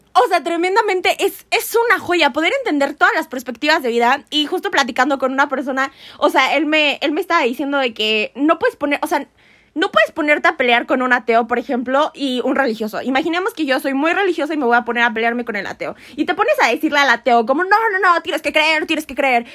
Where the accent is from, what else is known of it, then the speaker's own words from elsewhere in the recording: Mexico; nosotros como mexicanos, como comunidad